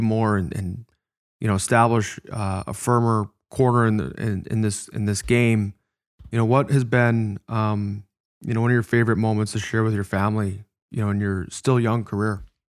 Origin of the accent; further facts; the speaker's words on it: Chicago, Illinois, United States; moved away; my first N H L game was in my hometown. It was in Chicago